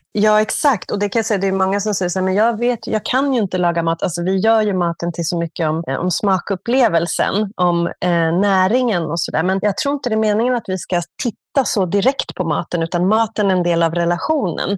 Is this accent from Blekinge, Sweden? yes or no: no; Stockholm, Stockholm County, Sweden; moved away as an adult; now in Barcelona, Spain; ursprungligen från Stockholm